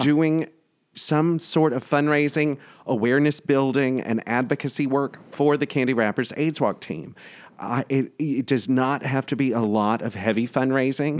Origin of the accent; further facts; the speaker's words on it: the South, United States; now in New York, United States; growing up in the South